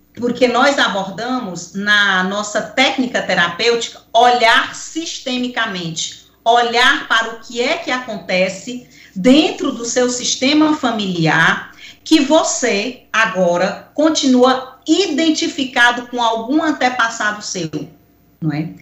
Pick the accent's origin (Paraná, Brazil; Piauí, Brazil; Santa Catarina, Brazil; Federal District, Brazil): Piauí, Brazil; Picos; quando eu era pequena, lá em Picos, aonde eu nasci